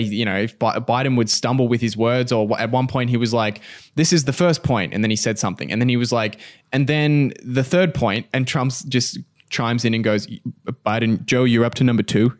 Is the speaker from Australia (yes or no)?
yes; Australia; we're Australian